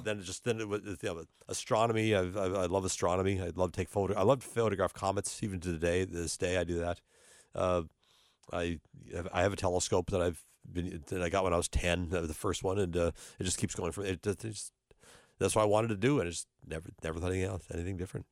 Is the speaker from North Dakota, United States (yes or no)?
yes; North Dakota, United States; now in Cincinnati, United States; I'm originally from North Dakota